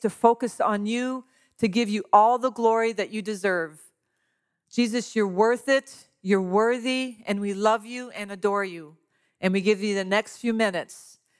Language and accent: English; Louisiana, United States; I'm from Louisiana. I am Cajun to the core. I don't sound like it, but I eat like it.